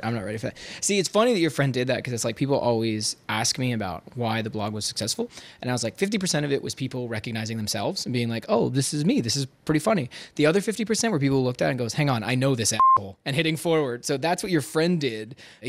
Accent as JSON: {"language": "English", "town": "Toronto", "region": "Ontario", "country": "Canada", "said": "I'm from Toronto, Canada."}